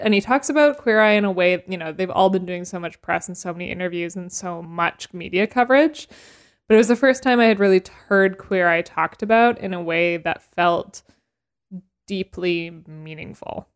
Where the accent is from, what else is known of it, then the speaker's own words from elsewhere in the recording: Canada; I'm Canadian